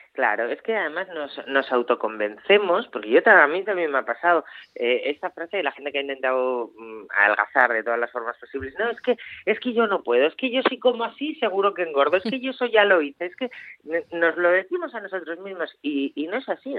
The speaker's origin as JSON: {"language": "Spanish", "region": "Asturias", "country": "Spain", "said": "como buena asturiana"}